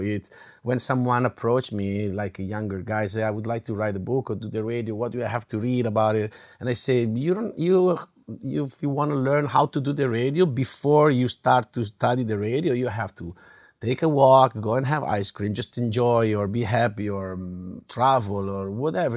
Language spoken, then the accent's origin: English; Italy; English is a second language; now in United States; In Italy, we have it